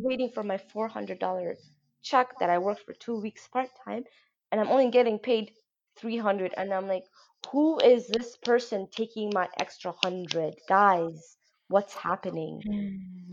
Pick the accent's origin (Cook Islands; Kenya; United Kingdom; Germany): Kenya; moved away; what we grew up in Kenya